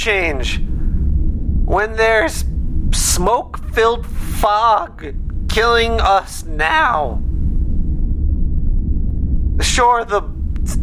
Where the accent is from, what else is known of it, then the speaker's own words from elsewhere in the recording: United States; I'm American